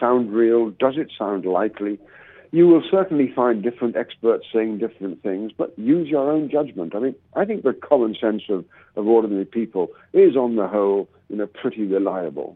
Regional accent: Scotland, United Kingdom; I'm a Scottish origin

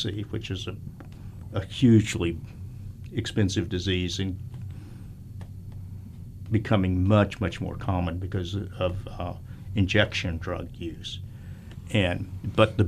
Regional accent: Texas, United States; moved away; I'm from Texas.

